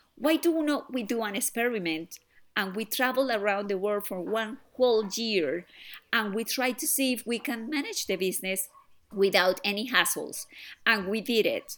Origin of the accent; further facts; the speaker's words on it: Colombia; now in United Kingdom; I am originally from Colombia